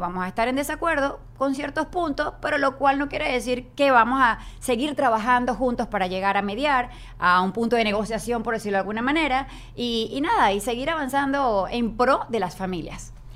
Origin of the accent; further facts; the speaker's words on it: Venezuela; moved away; nosotros que venimos de Venezuela